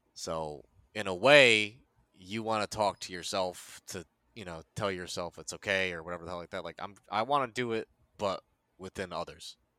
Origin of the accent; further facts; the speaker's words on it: United States; also born or lived in South Korea; I was born in Korea. They FedExed my ass to America. I was adopted by a nice Italian family, and they fucking raised me from there